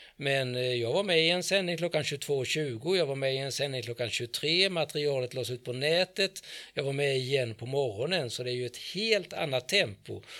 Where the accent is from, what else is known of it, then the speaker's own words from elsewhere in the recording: Växjö, Kronoberg County, Sweden; jag kommer ifrån Växjö, jag har inte ändrat på min dialekt någonting egentligen